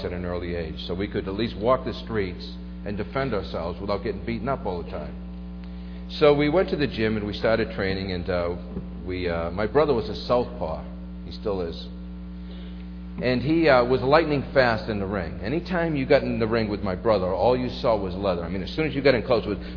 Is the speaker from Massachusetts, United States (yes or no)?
yes; Brockton, Massachusetts, United States; I grew up in a little section of Brockton called the Village